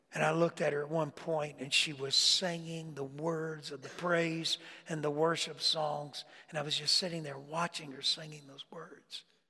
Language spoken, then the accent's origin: English; Florida, United States; moved away; I grew up, I grew up in Florida